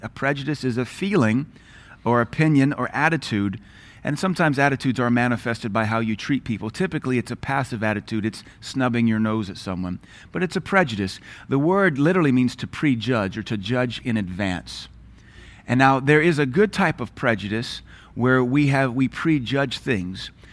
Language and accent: English; South Louisiana, United States; moved away; also born or lived in Seattle, Washington; raised in the eighties and nineties, brought up in South Louisiana